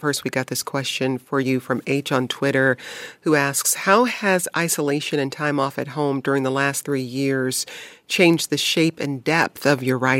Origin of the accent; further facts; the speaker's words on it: Detroit, Michigan, United States; I grew up in Detroit and there was a lot of blues played when I grew up.